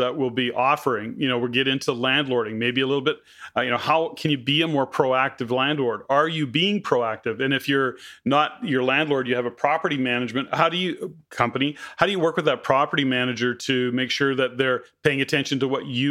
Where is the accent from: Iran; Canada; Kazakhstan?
Canada; Edmonton, Alberta; I was born and raised in Edmonton, Alberta